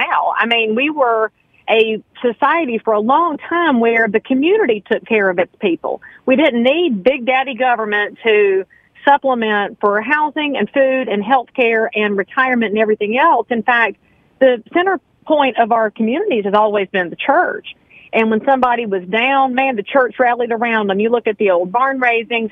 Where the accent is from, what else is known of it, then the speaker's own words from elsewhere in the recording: Concord, North Carolina, United States; I am born and raised in Cabarrus County. If anybody knows where Concord Mills Mall is, that's where my family farm used to be